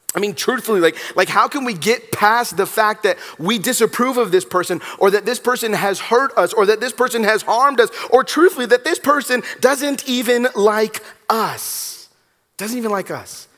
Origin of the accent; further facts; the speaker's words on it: Los Angeles, California, United States; I'm from Southern California. I'm from Los Angeles